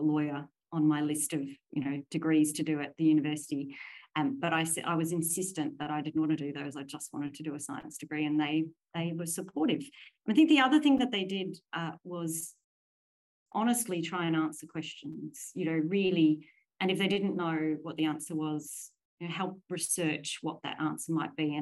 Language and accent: English; Williamstown, Victoria, Australia; moved away; I was sixth generation Australian, and all of those generations lived in Williamstown. So I'm the first to escape Williamstown